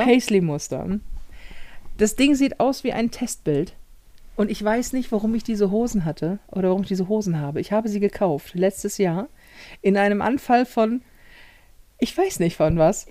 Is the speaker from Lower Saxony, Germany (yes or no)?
no; Hamburg, Germany; ich Hamburger bin und als Hamburger sprichst